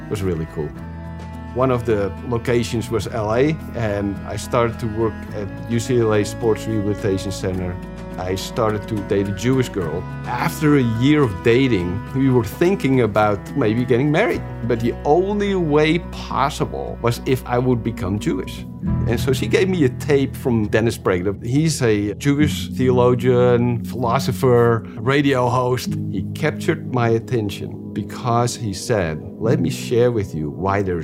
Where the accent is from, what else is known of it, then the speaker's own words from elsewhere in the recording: Amsterdam, North Holland, Netherlands; moved away; I was born in Amsterdam in the Netherlands in 1961.